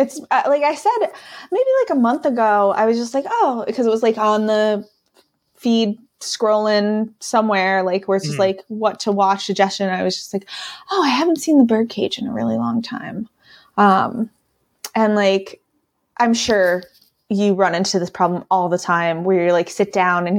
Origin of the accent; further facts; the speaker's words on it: Scranton, Pennsylvania, United States; accent: Scrantonian; now in Asheville, United States; I am born and raised in Scranton, Pennsylvania. I now live in Asheville, North Carolina. But this weird, strange accent you sometimes hear is Scrantonian.